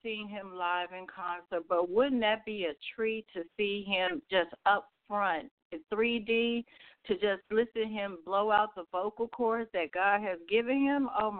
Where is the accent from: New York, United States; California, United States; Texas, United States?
New York, United States; Brooklyn; I am from Brooklyn. I moved here many years ago, so I lost my accent a long, long time ago.